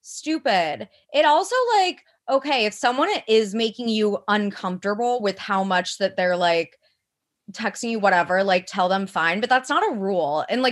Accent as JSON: {"language": "English", "region": "Midwest", "country": "United States", "said": "But again, I'm also like from the Midwest where it's like a little, people settle down way earlier."}